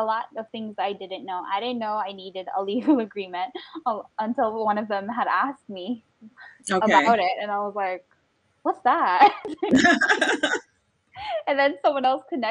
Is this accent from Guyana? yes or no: yes; Guyana; I'm Guyanese, so I come from the Caribbean and West Indian community